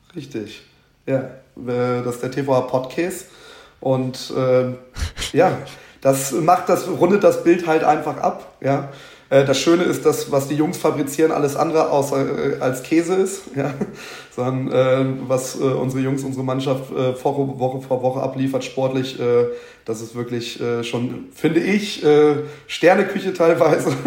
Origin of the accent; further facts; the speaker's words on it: southern Lower Saxony, Germany; moved away; also born or lived in Hüttenberg, Hesse; ich bin gebürtiger Südniedersachse